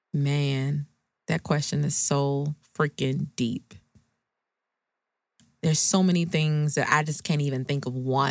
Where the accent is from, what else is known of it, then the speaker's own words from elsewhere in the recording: Charleston, South Carolina, United States; I'm originally from Charleston, South Carolina. So even when I grew up in the 90s, I graduated high school in 1999, I still experience racism